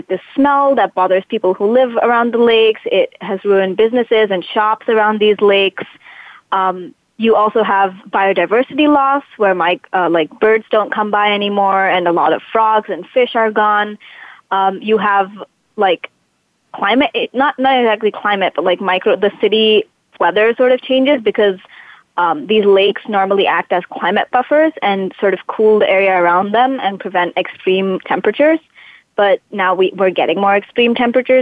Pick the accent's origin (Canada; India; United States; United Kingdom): India; Bangalore, Karnataka; So I'm from Bangalore